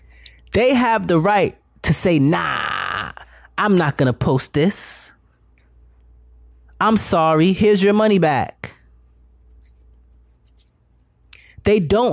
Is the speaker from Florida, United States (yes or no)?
yes; Broward County, Florida, United States; We're from Broward County. We're right here in Lauderdale